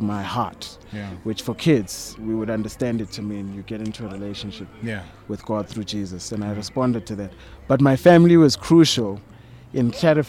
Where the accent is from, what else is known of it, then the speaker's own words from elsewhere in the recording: Soweto, Gauteng, South Africa; So I was born in Soweto and brought up in Soweto. My family, I think up to my grandparents, grew up in Soweto or Gauteng. Okay. Yeah, so that's where I'm from, Protea